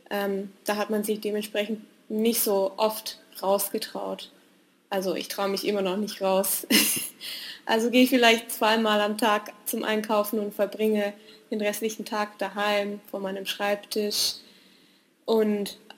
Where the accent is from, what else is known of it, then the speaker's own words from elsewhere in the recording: Western Cape, South Africa; born there; also born or lived in Germany; Ich bin 27 Jahre alt, ich bin gebürtige Südafrikanerin, ähm, habe aber ganz lange in Deutschland gelebt und ich befinde mich zum Zwecke des Studiums in Südafrika, ähm, genauer in Kapstadt.